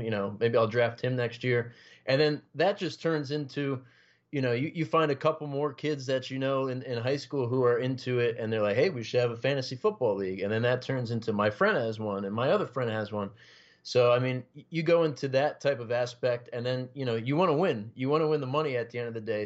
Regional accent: Passaic County, New Jersey, United States; I've been uh, born and raised in New Jersey, uh, you know, North Jersey, Passaic County, lived here my whole life

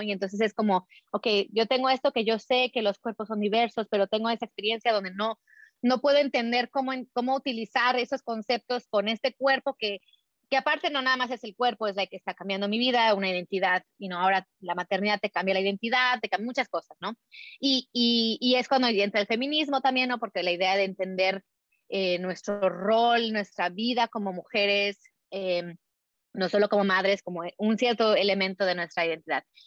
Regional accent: Mexico; nací, crecí en México, mi mamá era americana

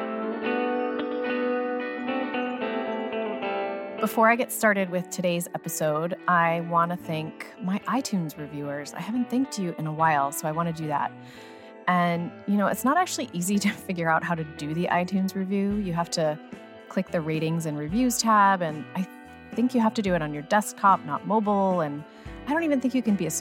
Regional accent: United States; I grew up near New Jersey

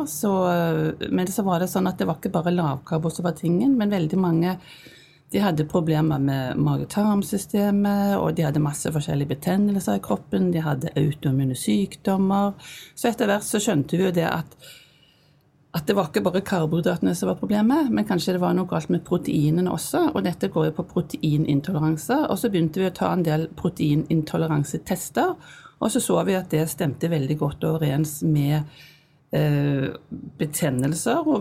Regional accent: Stavanger, Rogaland, Norway; moved away as an adult; also born or lived in Bergen / Narvik; jeg er fra Stavanger, men jeg kom jo hit da i 1979, så jeg har jo studert her. Og vi bodde jo her i 15 år

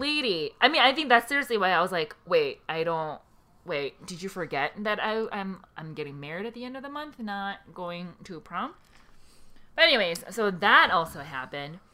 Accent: South Korea; now in United States; I was born in Korea.

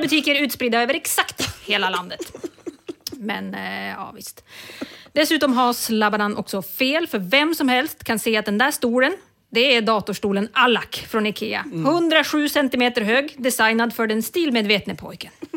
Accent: Umeå, Västerbotten County, Sweden; I Umeå, där jag kommer ifrån, fanns inget IKEA förrän 2016

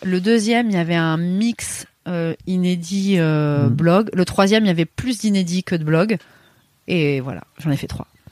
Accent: Paris, Île-de-France, France; moved away as an adult; en tant que parisienne

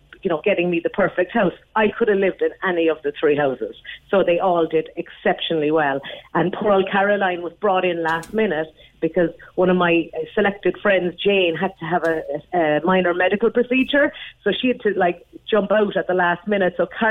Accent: Skibbereen, Munster, Ireland; moved away; also born or lived in Clonakilty; I'm from Skibbereen myself, left for many years, but came back, living in Clonakilty

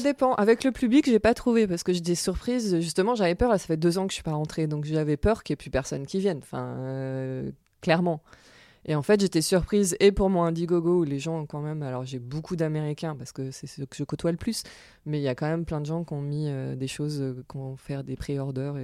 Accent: France; accent: French; moved away as an adult; also born or lived in Paris, France; now in New York, United States; je suis française à la base

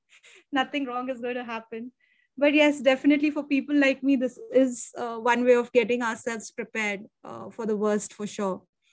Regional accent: India; being an Indian

